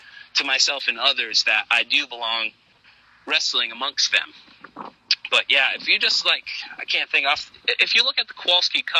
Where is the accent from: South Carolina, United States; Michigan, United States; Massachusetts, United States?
Massachusetts, United States; New Bedford; my hometown in New Bedford